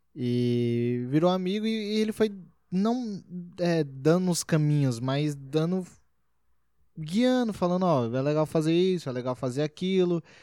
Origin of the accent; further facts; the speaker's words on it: Brasília, Federal District, Brazil; Eu sou de Brasília